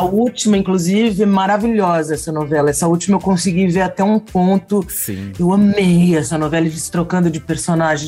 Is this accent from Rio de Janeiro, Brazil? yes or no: no; São Paulo, Brazil; eu sou paulista paulistana da gema